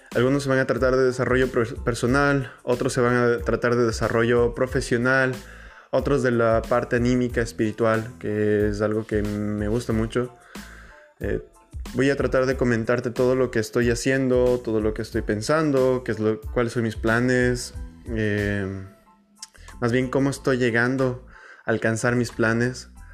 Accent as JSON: {"language": "Spanish", "country": "Ecuador", "moved": "as an adult", "said": "yo soy ecuatoriano, eh, estoy en este momento fuera de mi país"}